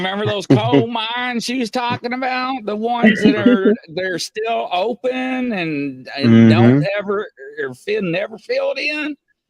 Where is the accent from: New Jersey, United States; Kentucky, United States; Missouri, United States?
Kentucky, United States; moved away as an adult; also born or lived in Lexington, Kentucky; I'm from Kentucky. I just moved from Lexington, Kentucky back in February.